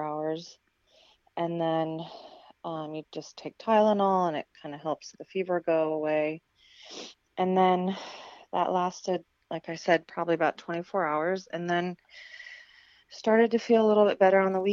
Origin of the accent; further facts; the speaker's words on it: California, United States; growing up in California